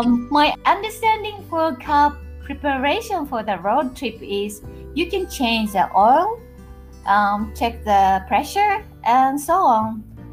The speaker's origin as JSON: {"language": "English", "country": "Japan", "second_language": "English", "moved": "yes", "said": "Hi, listener. … from Japan."}